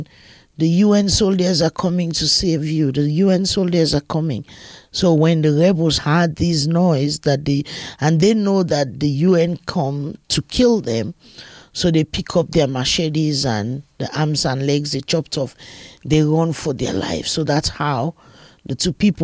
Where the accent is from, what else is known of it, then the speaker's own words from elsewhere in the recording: Freetown, Western Area, Sierra Leone; I was born in Sierra Leone in West Africa, in Freetown, Sierra Leone.